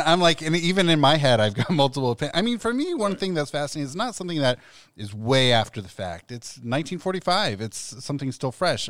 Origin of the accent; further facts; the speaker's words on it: Columbus, Ohio, United States; also born or lived in Long Beach, California; now in Cincinnati, United States; I'm originally from Columbus, so my parents love that it's a 100 minute drive door to door